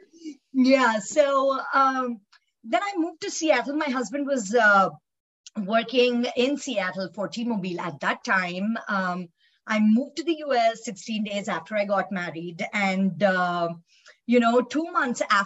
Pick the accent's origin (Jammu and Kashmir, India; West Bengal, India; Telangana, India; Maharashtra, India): Telangana, India; Hyderabad; moved away as an adult; I actually was born and raised in India, Hyderabad